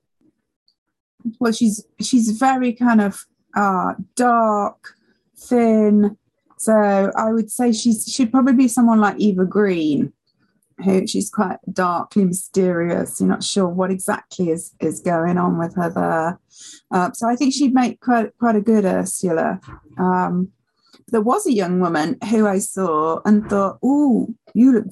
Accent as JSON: {"language": "English", "region": "Yorkshire and the Humber", "country": "United Kingdom", "moved": "yes", "said": "I come from Yorkshire originally"}